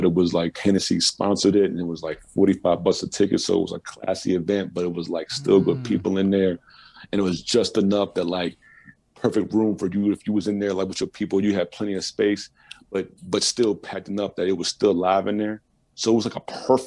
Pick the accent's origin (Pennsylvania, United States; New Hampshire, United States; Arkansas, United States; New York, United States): New York, United States; Buffalo; moved away; also born or lived in Kansas City, Missouri / New Jersey / Rochester / Toronto; I'm from Buffalo